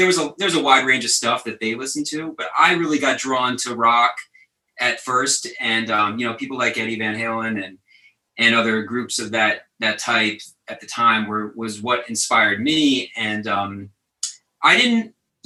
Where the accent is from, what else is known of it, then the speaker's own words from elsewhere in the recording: Westchester, New York, United States; I grew up in Westchester